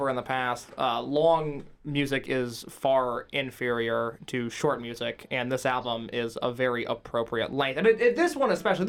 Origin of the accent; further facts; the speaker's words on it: Boston, Massachusetts, United States; Yeah, I'm from Boston.